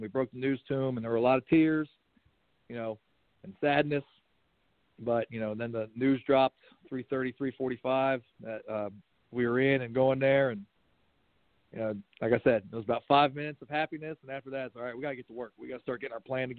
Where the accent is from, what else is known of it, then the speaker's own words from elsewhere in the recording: Pennsylvania, United States; also born or lived in Walterboro, South Carolina; now in South Carolina, United States; I'm originally from Pennsylvania